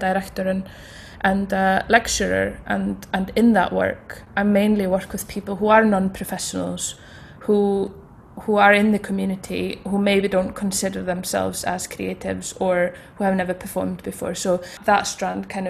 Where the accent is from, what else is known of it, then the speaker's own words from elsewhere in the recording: Iceland; now in Scotland, United Kingdom; I grew up in Iceland